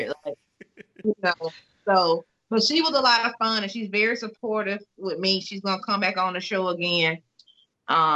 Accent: the South, United States; moved away as an adult; now in New York, United States; I'm from the South. I grew up there

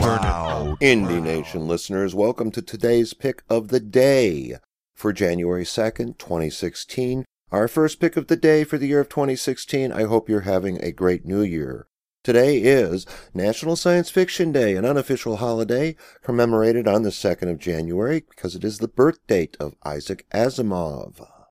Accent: Cleveland, Ohio, United States; my hometown, Cleveland, Ohio area

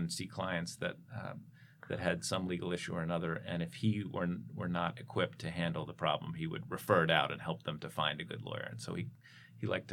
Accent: Philadelphia, Pennsylvania, United States; also born or lived in Ithaca, New York; now in Los Angeles, United States; I grew up in Philadelphia

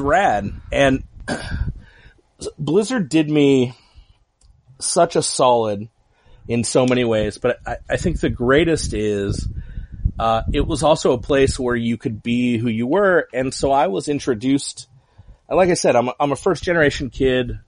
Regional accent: Huntington Beach, California, United States; also born or lived in Anaheim; born in Anaheim, grew up in Huntington Beach.

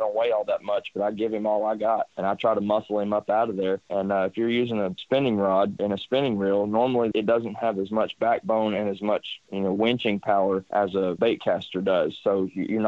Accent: Sam Rayburn Reservoir, Texas, United States; I grew up on Sam Rayburn

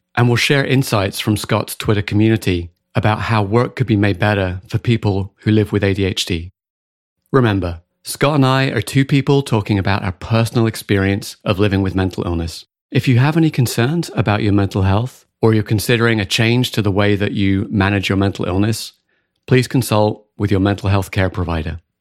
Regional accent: United Kingdom; accent: British; also born or lived in West coast of the United States; now in United States; we both have British accents

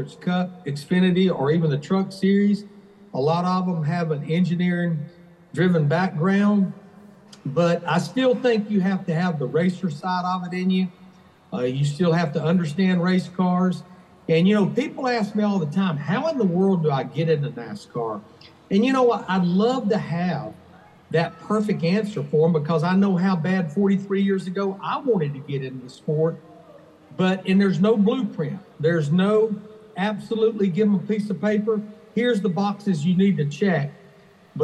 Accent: Birmingham, Alabama, United States; I was born and raised in Birmingham, Alabama.

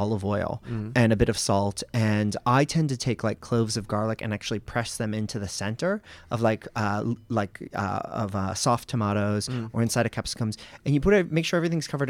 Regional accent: America's Northeast, United States; moved away as an adult; now in Australia; I grew up in America's Northeast

